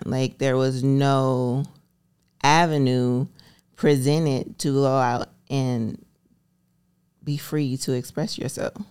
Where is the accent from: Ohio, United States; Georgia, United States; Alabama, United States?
Alabama, United States; moved away; I grew up in Alabama